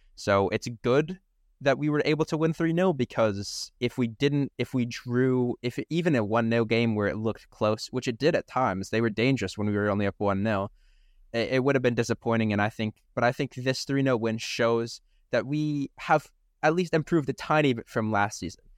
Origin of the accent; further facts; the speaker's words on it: United States; we are American